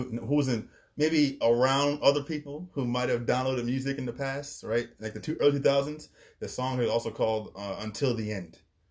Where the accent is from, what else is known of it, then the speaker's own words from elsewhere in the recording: New York, United States; I'm from New York